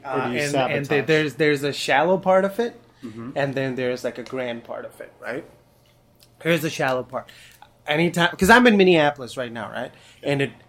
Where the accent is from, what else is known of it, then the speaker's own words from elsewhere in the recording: Pakistan; I'm from Pakistan.